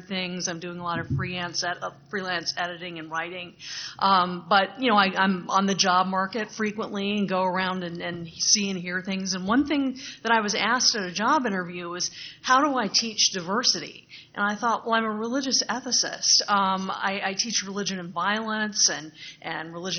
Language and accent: English; Lafayette, Louisiana, United States; moved away; my hometown of, I'll just say it, Lafayette, Louisiana